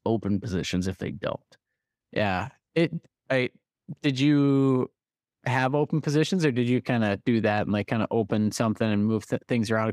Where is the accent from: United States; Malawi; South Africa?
United States; North Dakota; We're from, we're from North Dakota